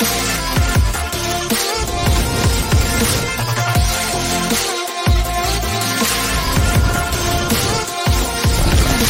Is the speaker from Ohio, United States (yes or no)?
yes; Ohio, United States; I'm from Ohio, so not too awful far. We're considered Midwest as well